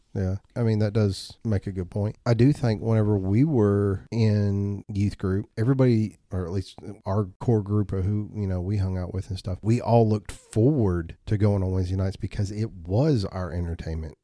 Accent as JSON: {"language": "English", "town": "Bell Buckle", "region": "Tennessee", "country": "United States", "tie": "born or raised there", "said": "I grew up out in Bell Buckle"}